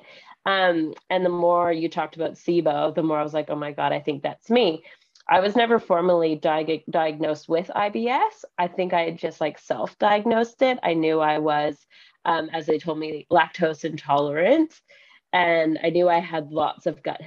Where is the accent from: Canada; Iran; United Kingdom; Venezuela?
Canada; moved away as an adult; now in Western Australia, Australia; I am from Canada originally, but I live in Western Australia with my family.